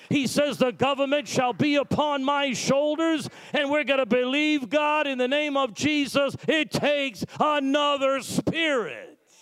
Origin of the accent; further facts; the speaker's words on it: Massachusetts, United States; also born or lived in New York; now in New York City, United States; I'm from Massachusetts. We come from a religious background